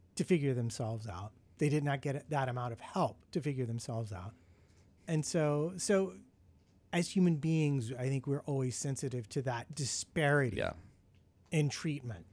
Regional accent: United States; being an American

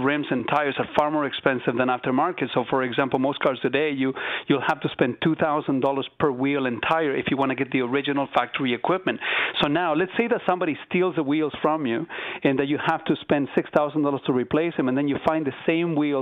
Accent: Chile; now in Southern Ontario, Canada; I'm not from here, so I was born in Chile.

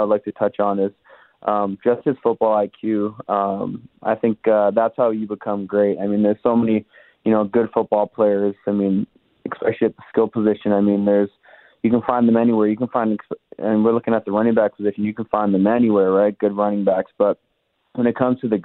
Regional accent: Winnipeg, Manitoba, Canada; growing up in Winnipeg and going to Bomber games when I was a kid

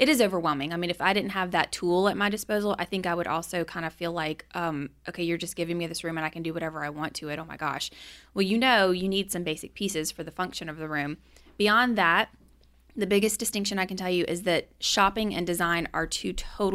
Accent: Baton Rouge, Louisiana, United States; I grew up in Baton Rouge

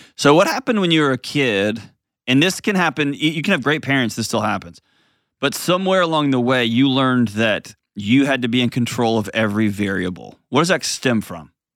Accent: Texas, United States; I'm from Texas. I'm a lifelong Texan

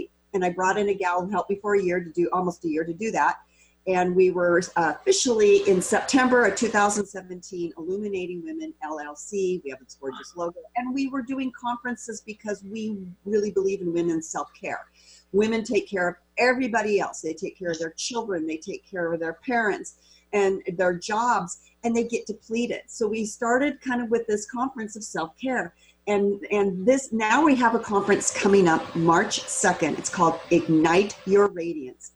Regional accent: Walla Walla, Washington, United States; So I'm born and raised in Walla Walla.

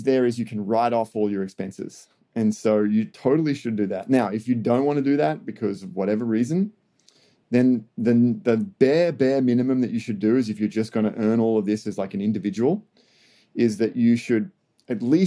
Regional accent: Australia; as an Australian

